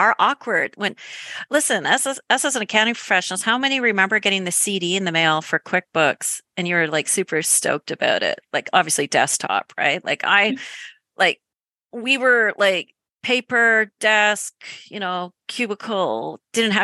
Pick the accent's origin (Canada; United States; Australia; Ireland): Canada; accent: Canadian; my Canadian accent